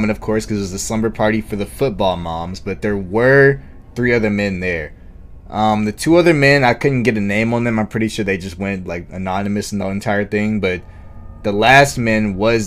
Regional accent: Georgia, United States; Georgia, my home state.

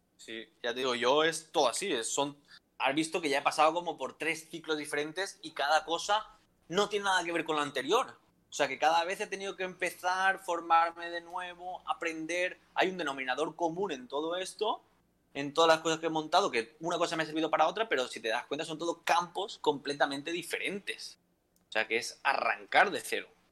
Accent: a town near Valencia, Valencian Community, Spain; moved away as an adult; also born or lived in Alicante; es de mi pueblo, es de Guadalupe

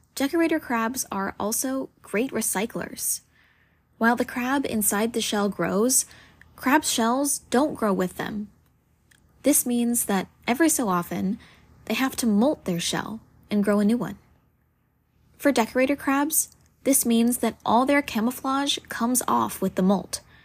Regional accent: South Carolina, United States; Growing up in South Carolina

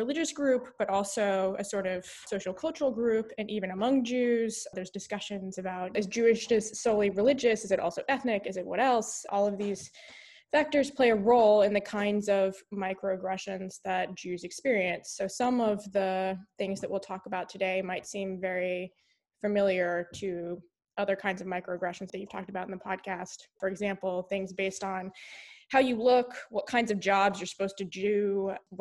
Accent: the South, United States; moved away as an adult; also born or lived in Houston, Texas / Charleston, South Carolina / Chicago; I grew up in the South

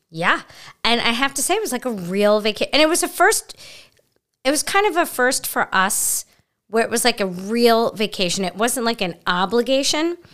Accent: New York City, New York, United States; I'm from Brooklyn, so you don't leave your purse or your belongings anywhere

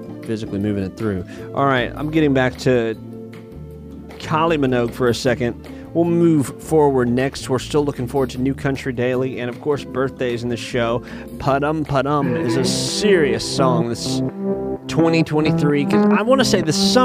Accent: Muscle Shoals, Alabama, United States; my hometown, even to the Muscle Shoals area of Alabama

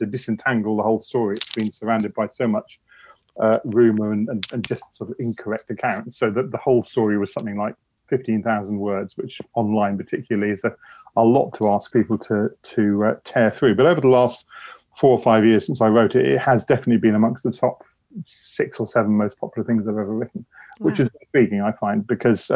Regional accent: United Kingdom; I'm a British historian.

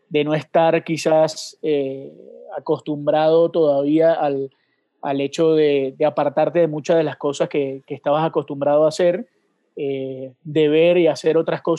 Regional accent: Venezuela; moved away; nos tocó, nosotros no somos quizás el, el, caso típico del venezolano con la bandera guindada en el balcón o con la camiseta de, de las estrellas y los tres colores

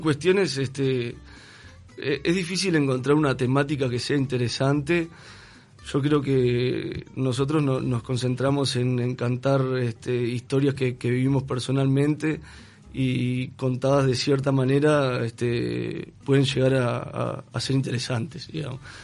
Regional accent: Juan Lacaze, Colonia, Uruguay; moved away; vine de la ciudad de Juan Lacase hace más de 10 años

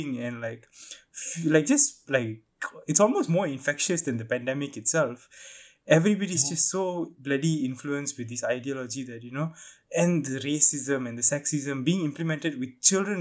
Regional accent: Malaysia; As a Malaysian Indian

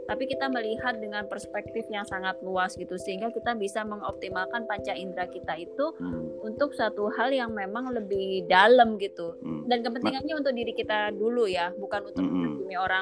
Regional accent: Java, Indonesia; Aku orang Jawa juga nggak paham loh.

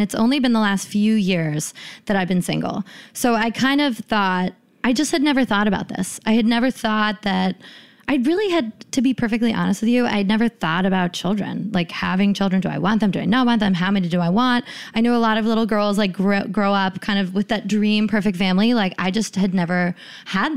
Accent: East Bay, California, United States; I'm from the Bay Area of California. I'm from the East Bay.

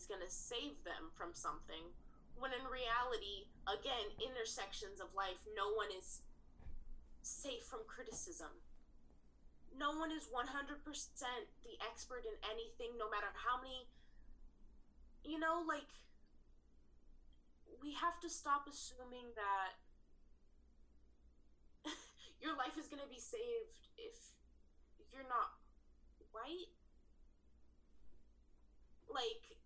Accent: Greece; first language Greek; English is a second language; moved away; my first language was Greek.

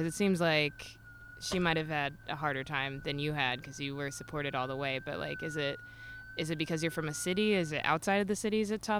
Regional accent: United States; I grew up in the States

